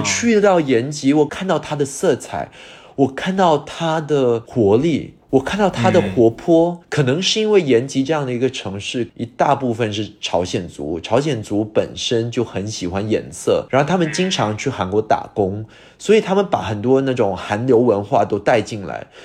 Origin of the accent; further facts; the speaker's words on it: Singapore; first language English; Chinese is a second language; moved away as an adult; also born or lived in United Kingdom; 我自己在新加坡长大，后面又去了英国深造，在英国待了十五年的时间